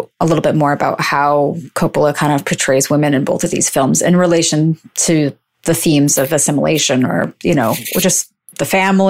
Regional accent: New York City, New York, United States; I grew up in Brooklyn.

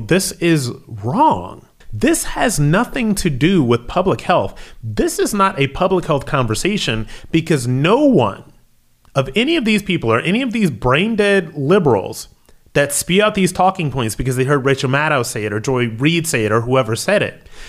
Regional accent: Akron, Ohio, United States; my hometown, Akron, Ohio

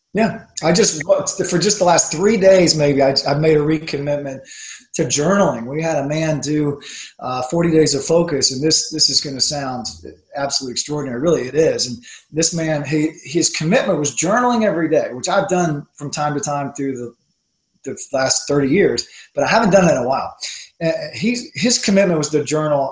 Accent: the South, United States; I'm from the South

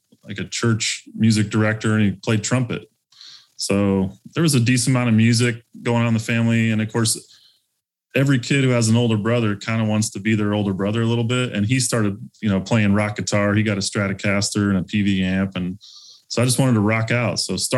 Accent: Phoenix, Arizona, United States; also born or lived in East Tennessee; grew up split between East Tennessee till about the age of 8 or 9, and then Phoenix, Arizona would be up through high school.

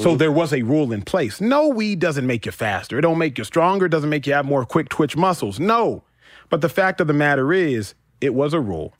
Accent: Texas, United States; I grew up in Texas

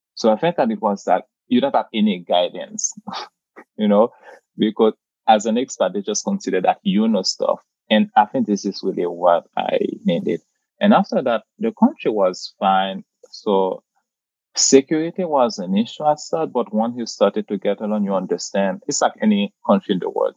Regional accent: Port-au-Prince, Haiti; moved away as an adult; also born or lived in Papua New Guinea; now in New York, United States; So I came from the Caribbean. So you just mentioned that I born and raised in Puerto au Haiti

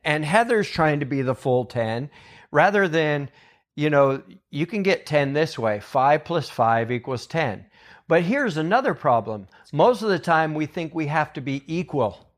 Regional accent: Weaverville, California, United States; And I grew up in Weaverville, California, so I grew up with Bill and Chris and all them.

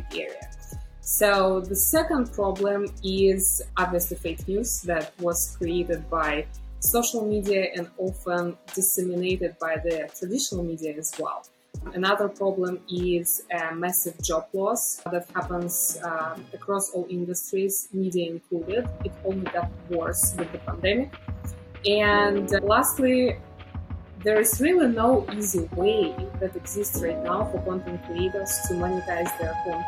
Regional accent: Belarus; moved away as an adult; also born or lived in Chicago, United States; now in United States; I was born in Belarus, which is also known as the last dictatorship in Europe.

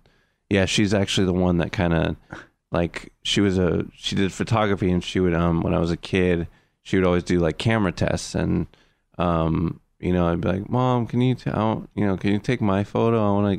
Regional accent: New Hampshire, United States; moved away as an adult; now in Los Angeles, United States; Originally from New Hampshire, Granite State.

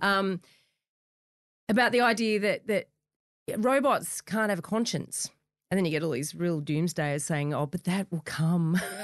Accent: the Shire, New South Wales, Australia; I grew up in the Shire

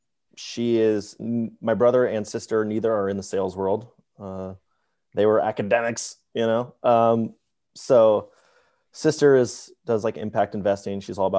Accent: Atlanta, Georgia, United States; Atlanta, Georgia.

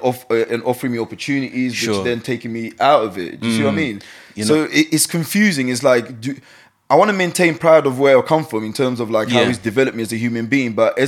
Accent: London, United Kingdom; I grew up in Forest Gate.

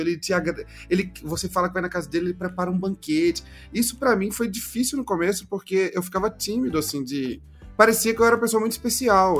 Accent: Recife, Pernambuco, Brazil; moved away as an adult; now in Minas Gerais, Brazil; eu sou recifense, é, nascido em Recife

